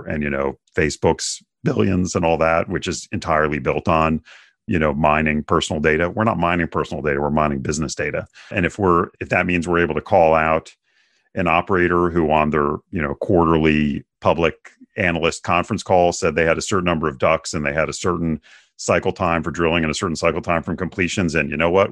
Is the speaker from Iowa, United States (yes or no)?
no; Bethesda, Maryland, United States; also born or lived in New Hampshire; now in Houston, United States; I actually grew up in the suburbs of Washington, D C